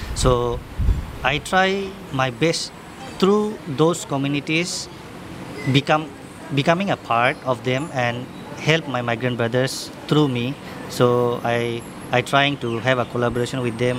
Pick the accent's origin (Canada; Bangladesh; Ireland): Bangladesh; Dhaka, Dhaka Division; moved away as an adult; now in Singapore; I'm from Dhaka, Bangladesh.